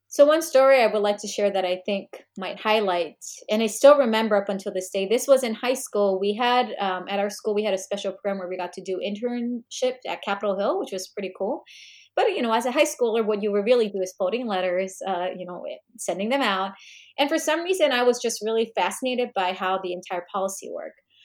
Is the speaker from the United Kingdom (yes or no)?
no; South Korea; also born or lived in Fairfax, Virginia, United States; now in Washington DC, United States; we moved when I was young, and I grew up, uh, earlier part of my childhood also in Korea.